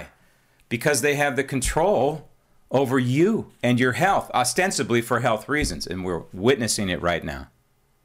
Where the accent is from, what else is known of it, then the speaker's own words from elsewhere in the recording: San Francisco, California, United States; I just happened to be born and raised in San Francisco and lived my entire life in the formerly great state of California